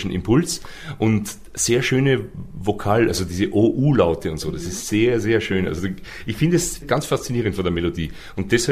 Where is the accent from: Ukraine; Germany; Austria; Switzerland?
Austria; Waidhofen an der Ybbs, Lower Austria; ich komme aus einer Kleinstadt in Österreich, die heißt Weidhofen an der Ips